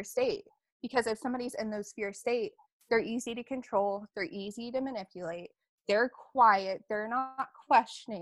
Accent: Alabama, United States; I grew up in Alabama.

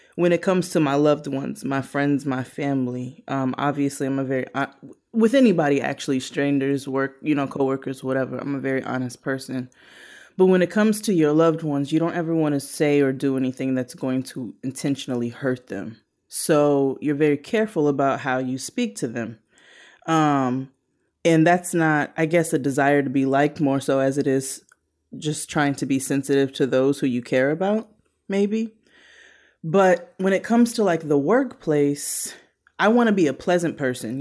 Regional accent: Brooklyn, New York, United States; I'm from Brooklyn

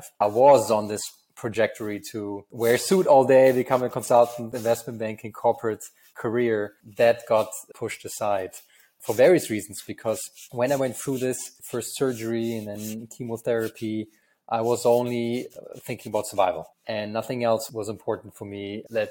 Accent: Germany; accent: German; English is a second language; moved away as an adult; also born or lived in United States; I'm originally from Germany, as you can tell from my terrible accent. And I come from a very small town in Germany

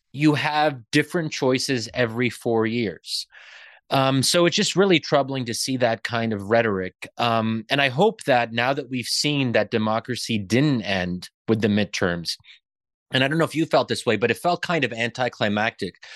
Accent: Pennsylvania, United States; I'm born and raised in Pennsylvania, but, um, my family comes from Egypt

